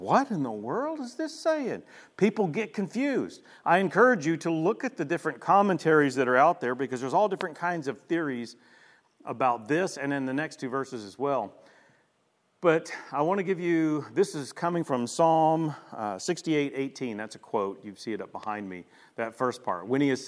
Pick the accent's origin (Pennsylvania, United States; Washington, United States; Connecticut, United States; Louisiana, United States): Louisiana, United States; Shreveport; Now I want to show you an image of a part of my neighborhood that I grew up in Shreveport, Louisiana.